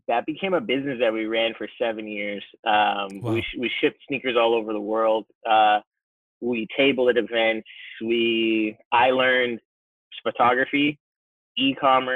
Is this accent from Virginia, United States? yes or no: no; Fort Lauderdale, Florida, United States; also born or lived in New York / Orlando / Jamaica (ancestry); I grew up mainly in Florida, South Florida, north of Miami, Fort Lauderdale is where kind of call home